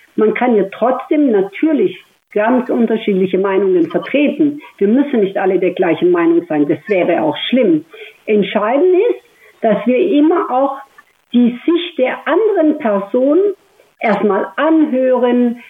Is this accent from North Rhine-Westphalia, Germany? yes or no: no; Stuttgart, Baden-Württemberg, Germany; wenn ich gesagt habe, aus Stuttgart